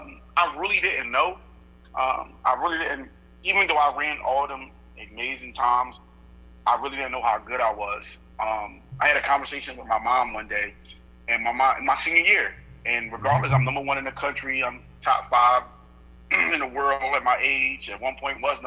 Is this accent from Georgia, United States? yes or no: yes; Georgia, United States; The fact that I'm from Georgia, I love to cook.